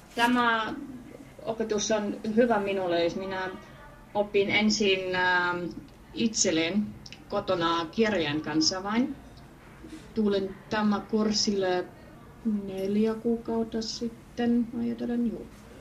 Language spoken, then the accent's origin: Finnish; Germany; Finnish is a second language; also born or lived in Norway / Pori, Finland; now in Kemi, Finland; tulen Saksasta.